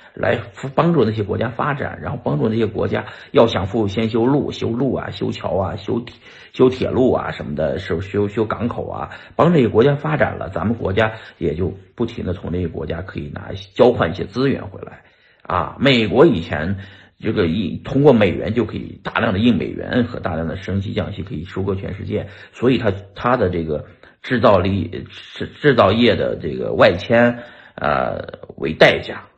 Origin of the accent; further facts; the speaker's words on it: China; now in United States; 我们中国人现在已经不是在建设咱们中国了